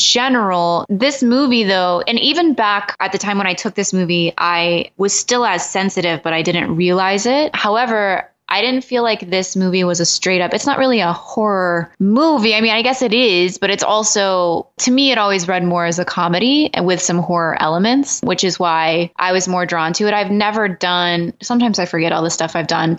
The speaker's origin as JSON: {"language": "English", "region": "the South", "country": "United States", "tie": "born or raised there", "said": "I was raised in the South in a Pentecostal church"}